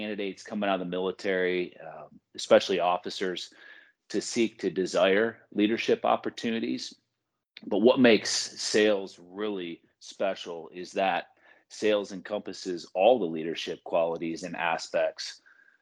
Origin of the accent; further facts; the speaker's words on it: Michigan, United States; I was born and raised in Michigan